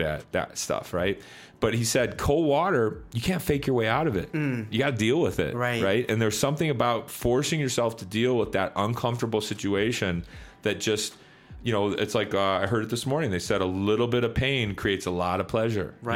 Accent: Chicago, Illinois, United States; I grew up in Chicago in the 90s

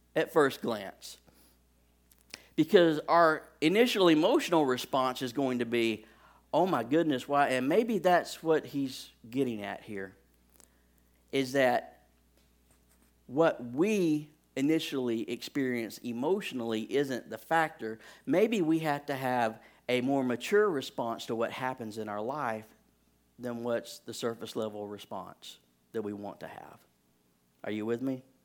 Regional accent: Alabama, United States; I am from Alabama

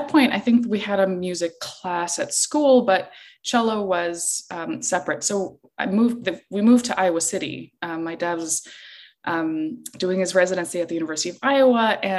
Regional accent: Iceland; moved away; I play the cello, and I'm originally from Iceland.

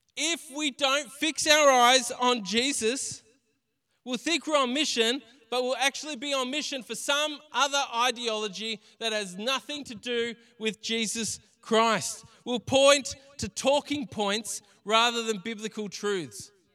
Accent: Greensborough, Victoria, Australia; we grew up around Greensboro. We knew the area

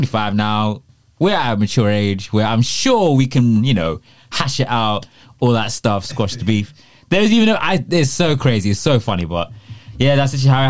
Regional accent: London, United Kingdom; also born or lived in Newcastle; I'm from London

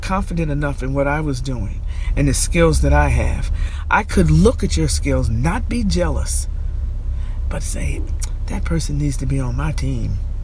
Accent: Albany, New York, United States; I grew up in the South End, and I grew up in Arbor Hill.

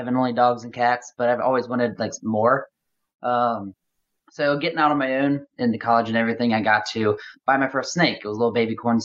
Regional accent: Cincinnati, Ohio, United States; now in Louisville, United States; I am located in Louisville, Kentucky right now. My hometown is in Cincinnati, Ohio.

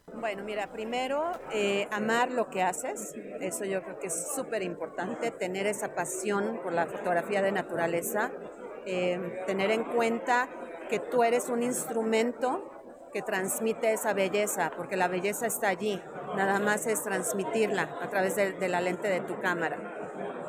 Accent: Mexico; como mujer, como mexicana y como latinoamérica

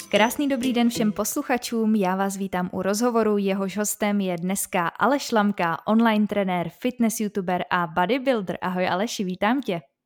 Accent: Prague, Czechia; já jsem právě taky z Prahy, ale máme tady, eh, bydlím docela na okraji

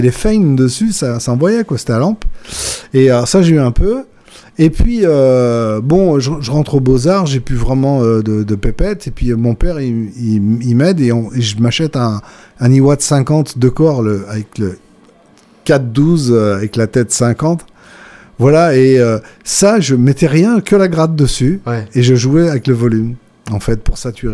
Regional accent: Villeurbanne, Auvergne-Rhône-Alpes, France; chez moi, à Villeurbanne

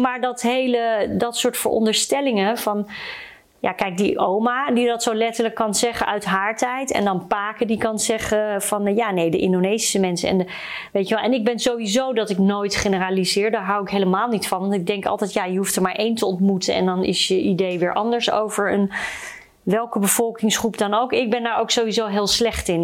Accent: Suriname; now in Netherlands; ik uit Suriname kom.

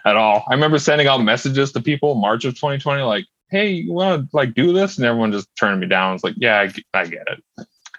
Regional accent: Red Lake Falls, Minnesota, United States; also born or lived in Fargo; I grew up in Red Lake Falls, Minnesota, which is only about 40 minutes east of Grand Forks

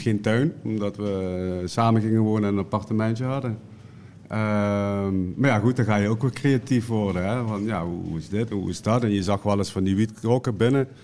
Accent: Limburg, Netherlands; bij ons in Limburg

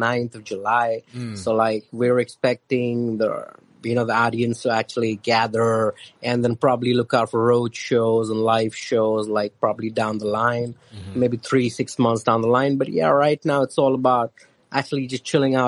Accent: Mumbai, Maharashtra, India; I'm from Mumbai, India.

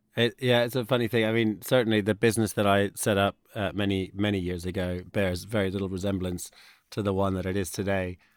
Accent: United States; moved away; I grew up in the States

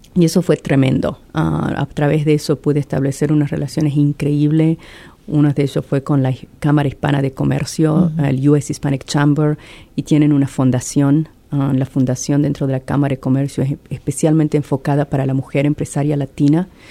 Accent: Argentina; moved away as an adult; also born or lived in Venice, Italy; now in Columbus, United States; soy originariamente de Argentina y llevo acá casi 20 años.

